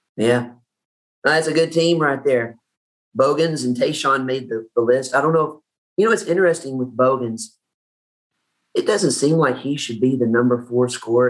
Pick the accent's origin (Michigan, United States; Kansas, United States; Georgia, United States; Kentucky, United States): Kentucky, United States; Paducah; i grew up in Paducah